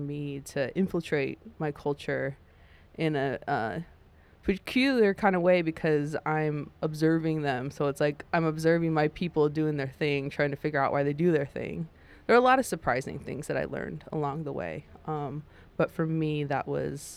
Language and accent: English; Portland, Oregon, United States; moved away as an adult; now in New York, United States; where I grew up in Portland, Oregon